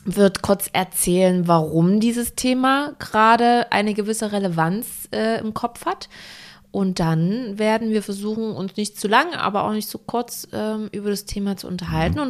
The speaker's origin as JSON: {"language": "German", "region": "Saxony", "country": "Germany", "moved": "yes", "lives_now": "Hamburg, Germany", "said": "Ich komme aus Sachsen"}